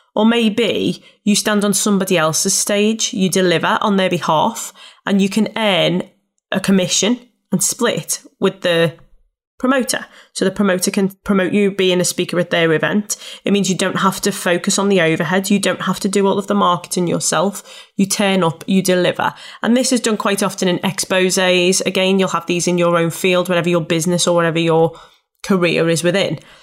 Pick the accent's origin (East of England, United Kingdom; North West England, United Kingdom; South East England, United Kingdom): North West England, United Kingdom; Liverpool; accent: Scouse; I'm a scouser. And it was around the fact that I thought, people won't wanna listen to me. I'm from Liverpool